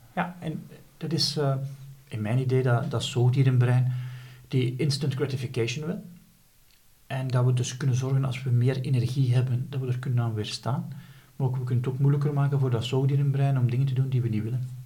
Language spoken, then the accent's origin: Dutch; Flanders, Belgium